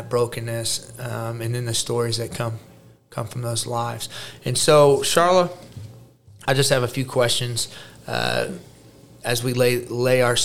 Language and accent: English; Jefferson City, Missouri, United States; also born or lived in St. Louis, Missouri; I was born in St. Louis, Missouri, raised in Jeff City, Missouri.